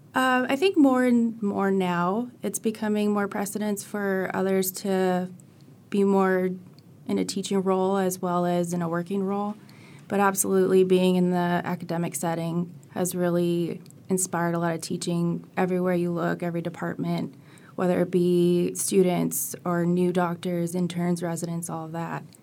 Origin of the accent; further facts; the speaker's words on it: California, United States; moved away as an adult; now in Florida, United States; I'm actually from California, and they had a job posting at U F, and that's how I g, ended up here